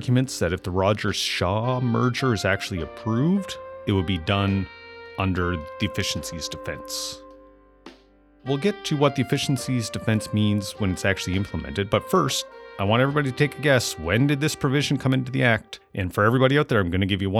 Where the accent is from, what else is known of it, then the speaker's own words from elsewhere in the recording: Amherst, Nova Scotia, Canada; moved away; growing up and then moving back to Amherst, Nova Scotia, where I run my business currently.